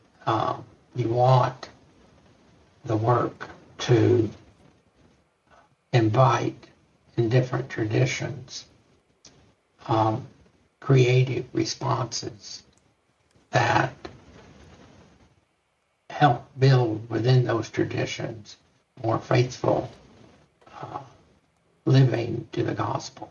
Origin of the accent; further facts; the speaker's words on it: Texas, United States; growing up in Texas